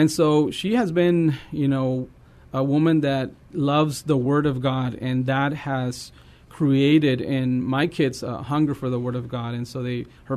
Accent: Eagle Pass, Texas, United States; I'm from Texas. I'm from Eagle Pass.

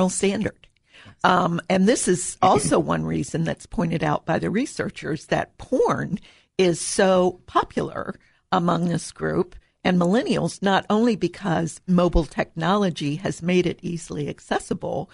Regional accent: Columbus, Ohio, United States; I grew up in Columbus and went to Ohio State

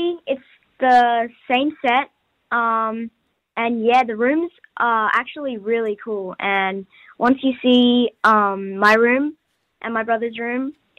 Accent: Australia; accent: Australian; when I came back to Australia this time, I actually couldn't get back my Australian accent because I'd been there for so long.

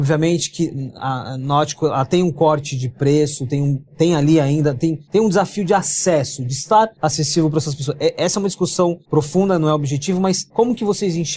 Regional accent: Salvador, Bahia, Brazil; born there; Bahia? Bahia, Salvador.

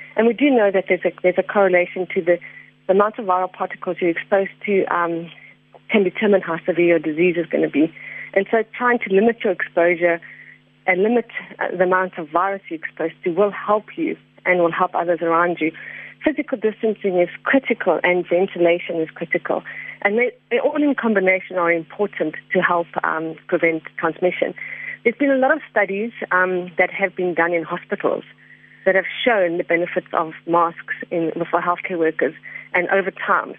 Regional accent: South Africa; as South African citizens

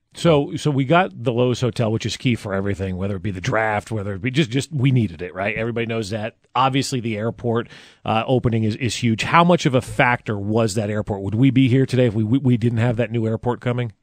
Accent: New Jersey, United States; now in Kansas City, United States; I grew up in New Jersey

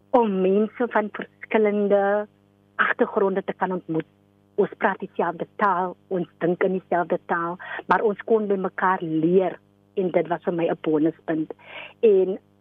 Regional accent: Mamre, Western Cape, South Africa; gebore en getoe in Mamre, 'n klein Weskusdorpie 60 km vanaf Kaapstad

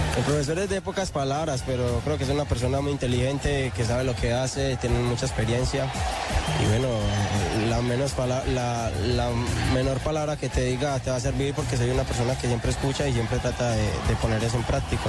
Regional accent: Colombia; como colombianos que somos y como sentimos nuestra patria

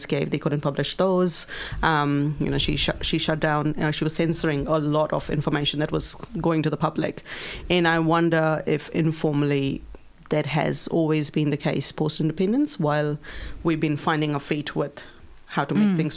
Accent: Pune, Maharashtra, India; moved away as an adult; now in New Zealand; grew up in Pune, which is a city in the state of Maharashtra

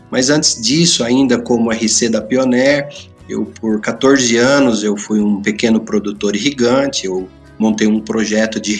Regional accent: Campinas, São Paulo, Brazil; born there; É, eu já sou nascido em Campinas.

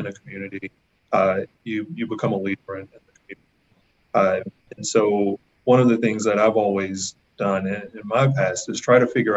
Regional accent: New Orleans, Louisiana, United States; moved away as an adult; now in Vancouver, Canada; I'm a guy from New Orleans.

